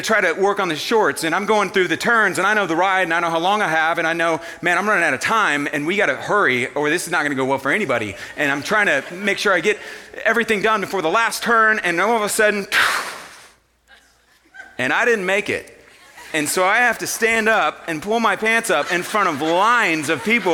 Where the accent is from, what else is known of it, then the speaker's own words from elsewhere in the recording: Houston, Texas, United States; I grew up in Houston, Texas